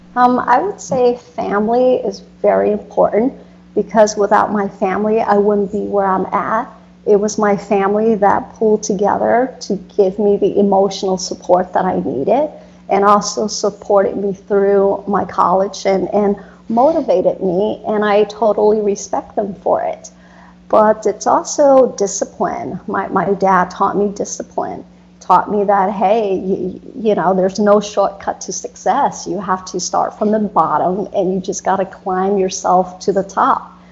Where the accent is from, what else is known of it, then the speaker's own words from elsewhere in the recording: United States; also born or lived in Florida; growing up in America